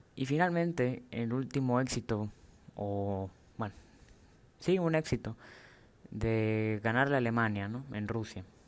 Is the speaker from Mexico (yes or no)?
yes; Mexico; soy mexicano. Como mexicano